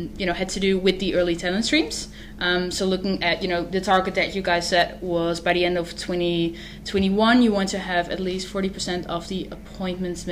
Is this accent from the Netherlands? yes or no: yes; Netherlands; English is a second language; now in Australia; I'm from the Netherlands. You may hear my accent.